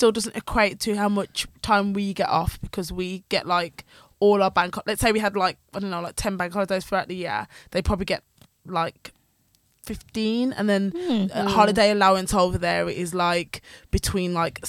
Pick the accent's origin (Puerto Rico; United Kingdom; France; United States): United Kingdom; Midlands; I'm sick of being told all week that I don't sound like I'm from the Midlands.